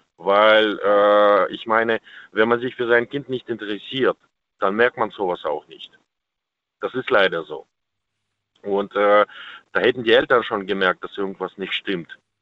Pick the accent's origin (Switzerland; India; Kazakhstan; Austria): Kazakhstan; now in Germany; ich komme selber aus Kasachstan, mein Opa war Jäger